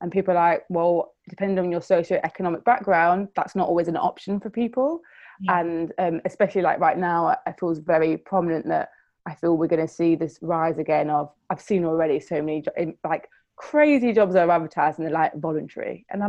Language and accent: English; Nottingham, East Midlands, United Kingdom; I'm from Nottingham.